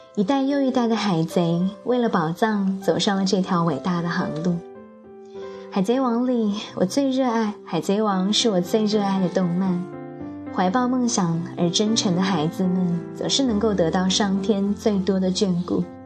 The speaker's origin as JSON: {"language": "Chinese", "country": "China", "said": "我是中国人"}